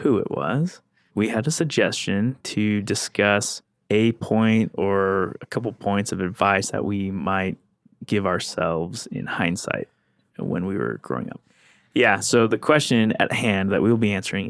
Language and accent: English; Pacific Northwest, United States; we grew up in the Pacific Northwest